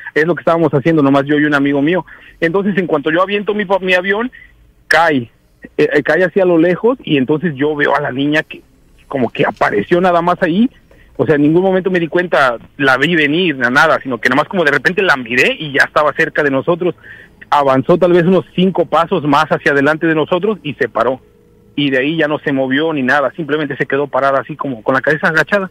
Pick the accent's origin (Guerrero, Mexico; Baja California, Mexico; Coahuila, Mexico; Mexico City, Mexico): Guerrero, Mexico; now in Seattle, United States; en mi pueblo se festeja una, una feria